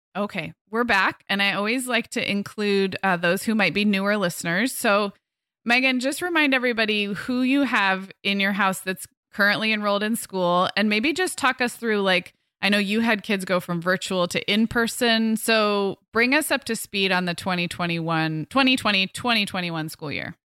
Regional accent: Santa Barbara, California, United States; moved away as an adult; we moved our family, um, up to, back to my hometown in July

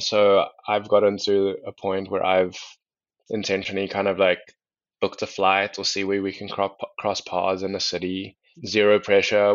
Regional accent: South Africa; moved away as an adult; also born or lived in Atlanta; now in United States; I'm originally from South Africa. I'm half Mauritian, half Chinese, but I was born in South Africa

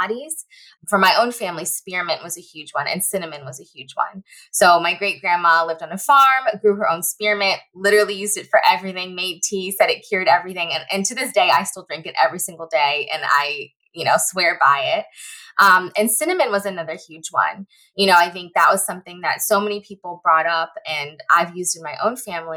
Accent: Northern Virginia, United States; now in Los Angeles, United States; I live in LA now, but I'm originally from the Northern Virginia area

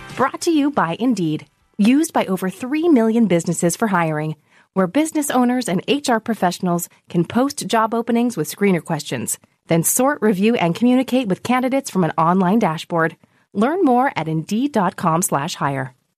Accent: outside of Yosemite, California, United States; I grew up. I grew up like outside of Yosemite, like out of dirt road, in uh, like a little like a one bedroom cabin

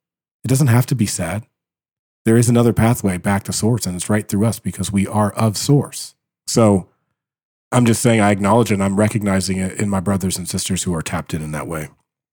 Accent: Dayton, Ohio, United States; I was born in Dayton, Ohio.

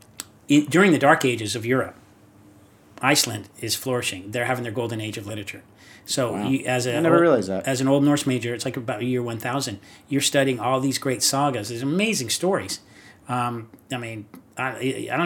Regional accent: Rossmoor, California, United States; also born or lived in Long Beach; I grew up in Rossmore

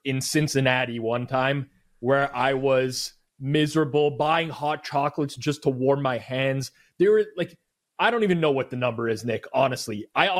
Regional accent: Canada; also born or lived in Toronto; I know you mentioned I'm Canadian, but like, I live in Toronto. The southern point of Ontario is still very much like further south than a lot of those northern U.S. states. We don't get a ton of wind here.

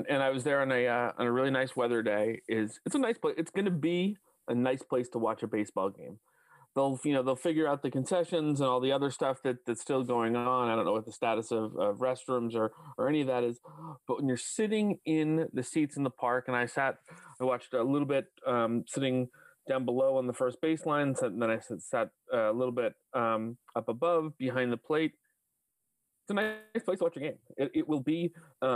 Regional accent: Westborough, Massachusetts, United States; I grew up in Westboro

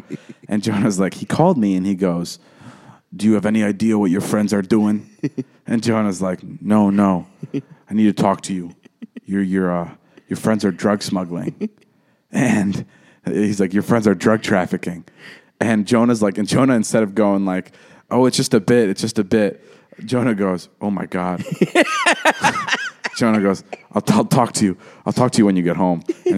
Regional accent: Vernon Hills, Illinois, United States; I grew up in Vernon Hills.

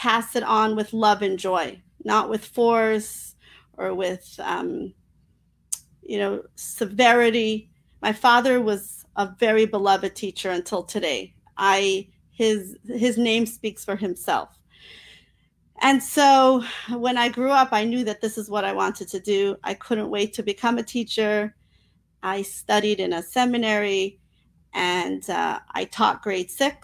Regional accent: New York City, New York, United States; I was raised in Crown Heights, Brooklyn, New York

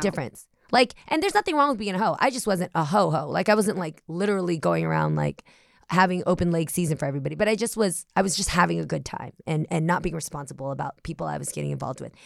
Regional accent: the Bay Area, California, United States; we're both from the Bay Area

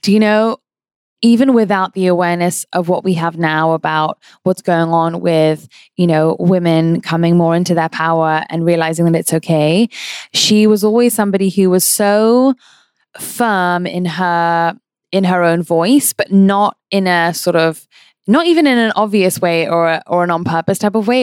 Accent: London, United Kingdom; I grew up in London

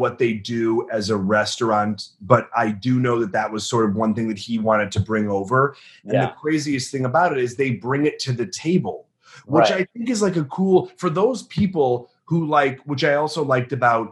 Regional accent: Chicago, Illinois, United States; we're from the Midwest, from the Chicagoland area

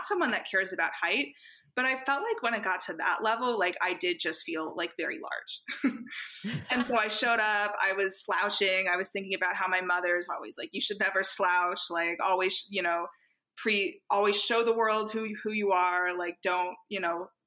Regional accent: United States; from the US and also I'm Jewish

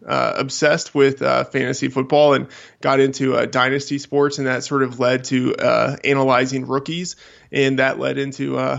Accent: Texas, United States; also born or lived in Boston / New Hampshire / Seattle / Colorado; now in Iowa, United States; Originally from Texas, spent some time in Boston for college, and have kind of lived a little bit all over New Hampshire, Seattle, Colorado, and now Iowa.

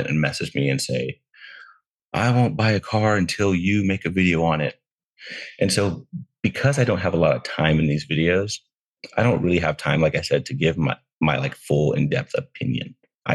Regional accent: Texas, United States; now in Southern California, United States; I'm from Texas originally.

